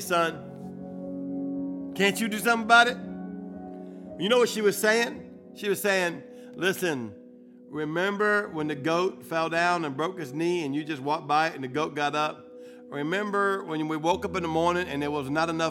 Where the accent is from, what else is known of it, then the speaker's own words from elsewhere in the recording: New Orleans, Louisiana, United States; I'm from New Orleans